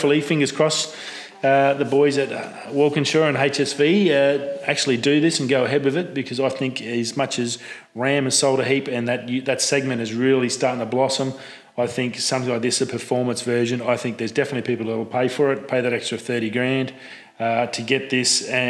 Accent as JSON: {"language": "English", "country": "Australia", "said": "as an Aussie"}